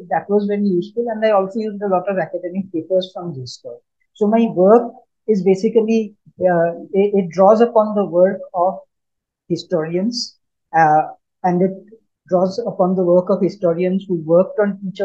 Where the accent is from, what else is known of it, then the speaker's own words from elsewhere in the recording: Shillong, Meghalaya, India; moved away; also born or lived in Delhi / Bombay / Bangalore; I grew up in Shillong